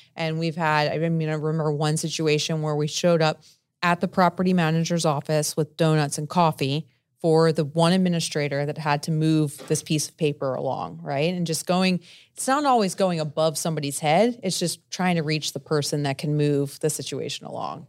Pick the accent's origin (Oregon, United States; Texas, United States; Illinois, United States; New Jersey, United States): New Jersey, United States; I'm from Jersey, I'm Italian